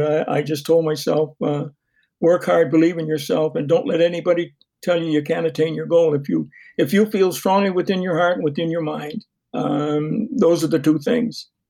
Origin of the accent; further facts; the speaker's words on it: Fredericton, New Brunswick, Canada; my hometown, Fredericton